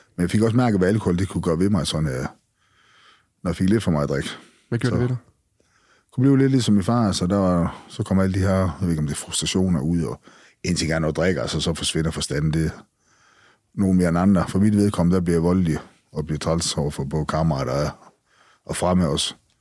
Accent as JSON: {"language": "Danish", "town": "Skagen", "region": "North Denmark Region", "country": "Denmark", "tie": "born or raised there", "said": "Jeg er født og opvokset i Skagen"}